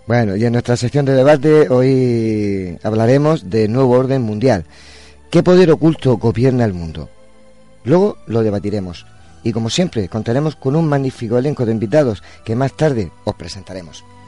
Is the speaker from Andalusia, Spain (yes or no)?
no; Region of Murcia, Spain; soy murciano